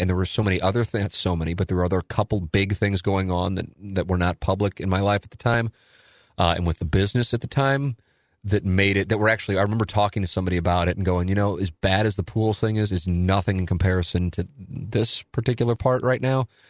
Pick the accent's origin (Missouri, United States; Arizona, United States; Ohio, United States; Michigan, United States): Missouri, United States; St. Louis; I'm from South City